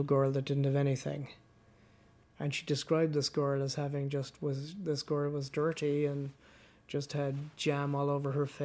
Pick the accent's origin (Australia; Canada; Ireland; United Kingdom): Ireland; Cork, Munster; We grew up on the Black Rock Road in Ballantemple, great neighbourhood